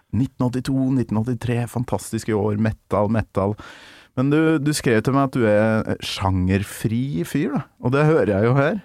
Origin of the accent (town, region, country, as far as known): Trøndelag, Norway; born or raised there; moved away